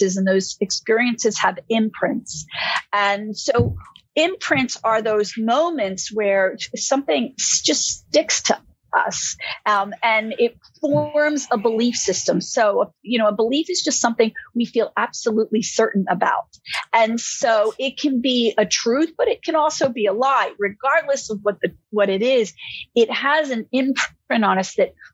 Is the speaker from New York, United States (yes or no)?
no; Philadelphia, Pennsylvania, United States; moved away as an adult; also born or lived in Florida; I grew up back in Philadelphia